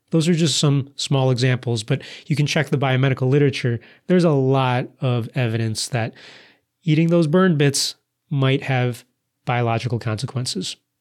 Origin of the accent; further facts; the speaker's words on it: United States; accent: American English; my American English accent